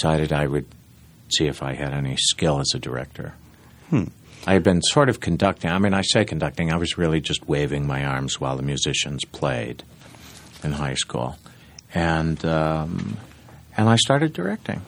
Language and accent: English; Ithaca, New York, United States; I was born in New York, adopted, and raised in Ithaca